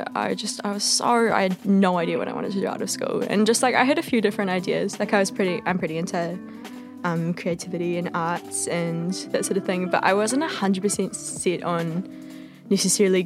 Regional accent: Hawke's Bay, New Zealand; moved away as an adult; now in Byron Bay, Australia; I'm from Hawke's Bay as well

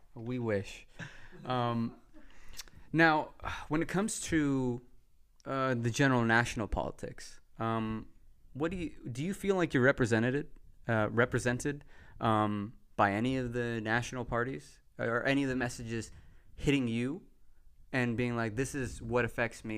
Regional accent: Texas, United States; I grew up in Texas around nine eleven

